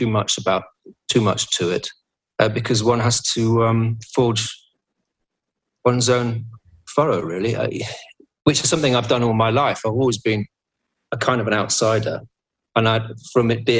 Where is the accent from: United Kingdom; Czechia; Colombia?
United Kingdom; England; I'm English.